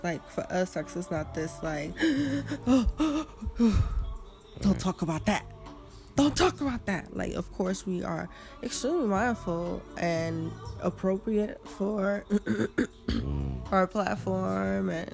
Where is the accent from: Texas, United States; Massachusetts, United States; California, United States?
Massachusetts, United States; Boston; my hometown, Boston